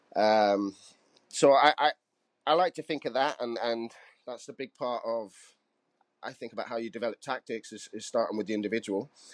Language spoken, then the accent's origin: English; Cardiff, Wales, United Kingdom; I'm from Cardiff